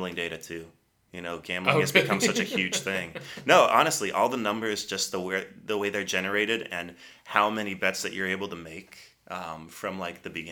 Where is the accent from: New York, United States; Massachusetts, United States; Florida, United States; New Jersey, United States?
Massachusetts, United States; Boston; I'm from Boston originally